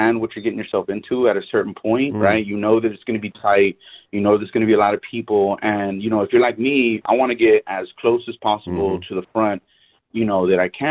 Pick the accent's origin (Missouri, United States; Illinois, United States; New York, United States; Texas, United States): Texas, United States; Houston; I'm from Houston, Texas. I live here.